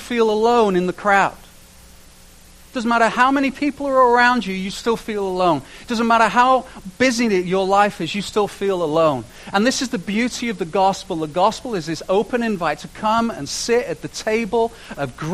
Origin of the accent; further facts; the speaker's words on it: United Kingdom; now in Canada; I say this as a British person